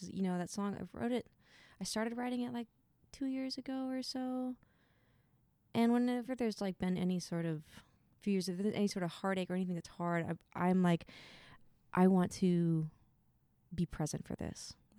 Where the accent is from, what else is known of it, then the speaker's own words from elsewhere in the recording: Lincoln City, Oregon, United States; Lincoln City, Oregon.